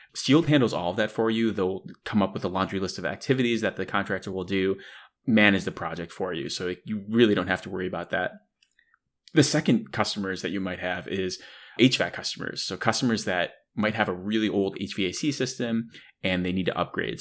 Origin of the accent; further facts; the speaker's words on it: Buffalo, New York, United States; growing up in the Northeast in Buffalo, New York